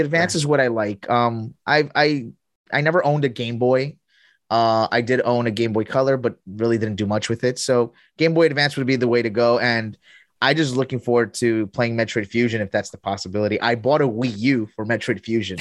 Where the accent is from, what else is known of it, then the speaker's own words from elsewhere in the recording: Colombia; moved away; also born or lived in here (unspecified, likely US); I grew up half of my life here, and my other half, I grew up in Colombia